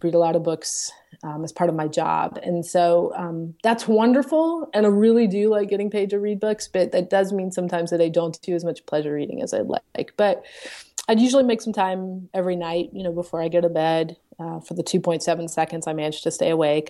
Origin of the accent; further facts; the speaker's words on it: the South, United States; now in Charlottesville, United States; I'm from the South